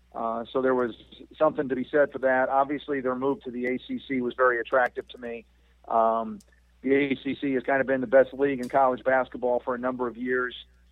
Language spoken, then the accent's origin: English; Midwest, United States; moved away as an adult; also born or lived in Nashville; now in Pittsburgh, United States; I was born and raised in the Midwest, and I can honestly say that in my 17 years in Nashville